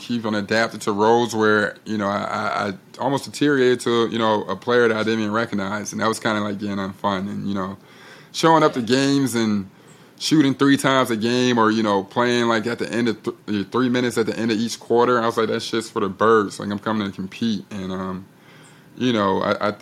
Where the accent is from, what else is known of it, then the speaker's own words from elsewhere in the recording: Chicago, Illinois, United States; I'm from Chicago